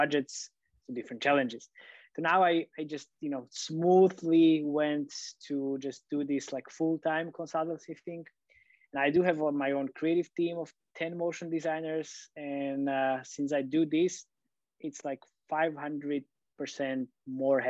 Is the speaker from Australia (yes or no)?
no; Slovakia; I'm from Slovakia